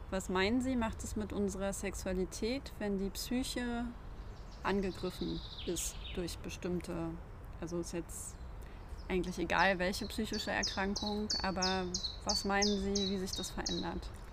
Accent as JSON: {"language": "German", "area": "the East", "region": "eastern Germany", "country": "Germany", "tie": "born or raised there", "said": "ich bin ja im Osten aufgewachsen"}